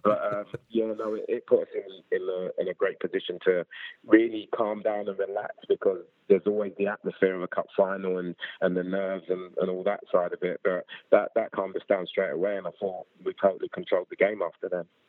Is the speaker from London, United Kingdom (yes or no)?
yes; London, United Kingdom; born and raised in South London, I was literally sort of like Clapham